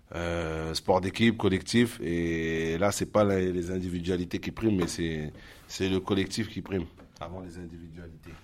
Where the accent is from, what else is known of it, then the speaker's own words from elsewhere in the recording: La Courneuve, Île-de-France, France; On est tous issus de la ville de La Courneuve